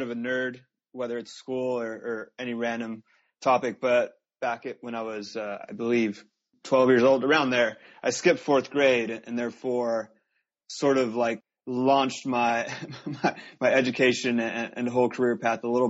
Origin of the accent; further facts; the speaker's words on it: Los Angeles, California, United States; I was born and raised here in Southern California, the LA area